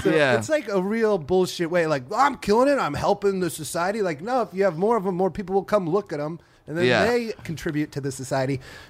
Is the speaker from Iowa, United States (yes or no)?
yes; Iowa, United States; moved away as an adult; now in Los Angeles, United States; I grew up in Iowa, never really left Iowa.